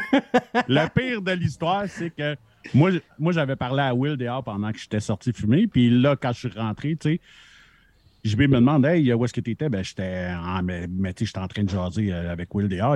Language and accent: French; Montreal, Quebec, Canada; je suis né à Montréal